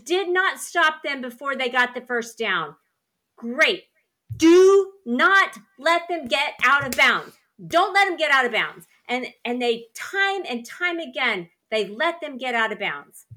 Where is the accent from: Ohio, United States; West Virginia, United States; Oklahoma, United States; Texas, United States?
Oklahoma, United States; Weatherford; I'm from Weatherford